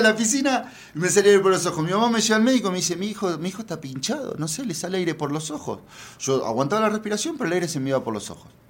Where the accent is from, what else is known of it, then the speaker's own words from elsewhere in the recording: Argentina; moved away as an adult; now in Mexico; soy argentina, lo pueden notar por mi tono